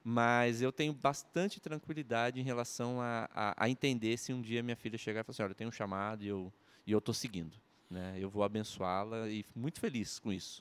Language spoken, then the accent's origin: Portuguese; Rio Claro, São Paulo, Brazil; now in Maringá, Brazil; nascido no interior de São Paulo, Rio Claro